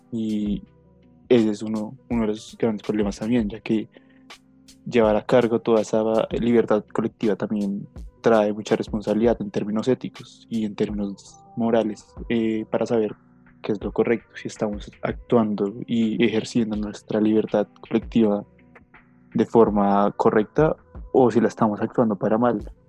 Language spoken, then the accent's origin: Spanish; Colombia; Somos colombianos, somos de una nación